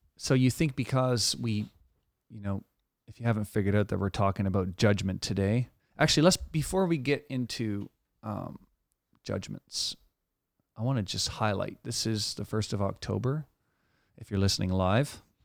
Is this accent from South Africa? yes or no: no; Canada; as a Canadian